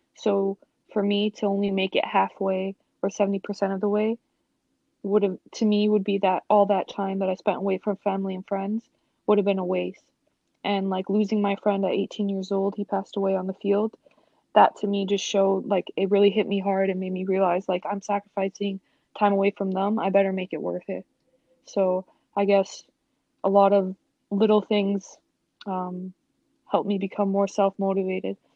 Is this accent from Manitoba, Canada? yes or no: no; Toronto, Ontario, Canada; growing up in Toronto, um, I had very supportive parents